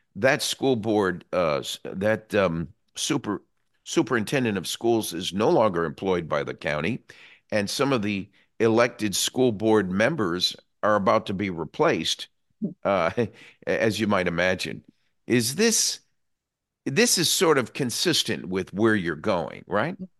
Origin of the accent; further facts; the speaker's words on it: New England, United States; now in Florida, United States; I came from New England originally, where the superintendent of schools was an appointed position